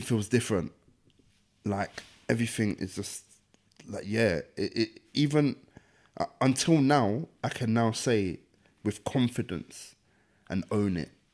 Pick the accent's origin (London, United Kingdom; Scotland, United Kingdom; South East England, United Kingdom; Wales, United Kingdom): London, United Kingdom; the area I grew up in, Deptford, is ten minutes from there